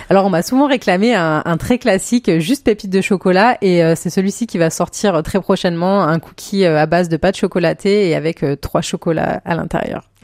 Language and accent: French; Clermont-Ferrand, Auvergne-Rhône-Alpes, France; moved away as an adult; now in Vendée, France; moi je viens d'Auvergne de base, donc j'ai fait mes études là-bas